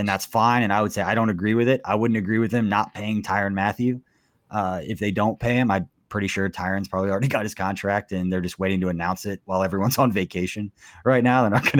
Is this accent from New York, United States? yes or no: no; Johnson County, Kansas, United States; my history and my experiences growing up in Johnson County